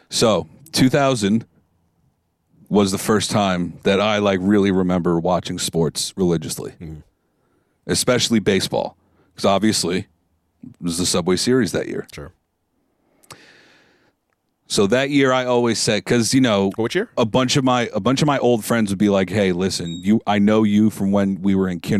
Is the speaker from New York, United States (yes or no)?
yes; New York, United States; Could I have gone off and been like, "Hey, I'm a Jet fan because I'm from New York.